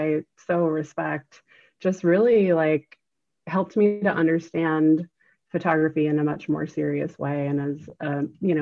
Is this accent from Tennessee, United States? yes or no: no; Newbury Park, California, United States; moved away as an adult; also born or lived in New York City; I grew up in Southern California, Newbury Park. It's a small town a little bit north of LA.